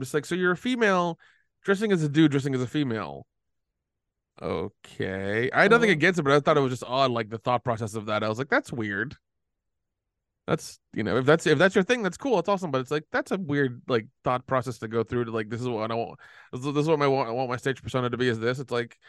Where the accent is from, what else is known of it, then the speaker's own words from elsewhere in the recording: Tennessee, United States; Yeah. I'm from Tennessee, unfortunately.